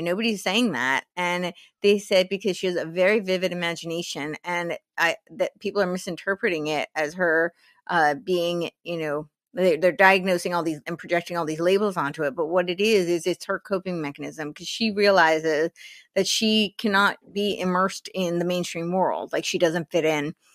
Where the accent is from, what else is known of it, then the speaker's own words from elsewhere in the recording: New Jersey, United States; moved away; also born or lived in New York City; I grew up in New Jersey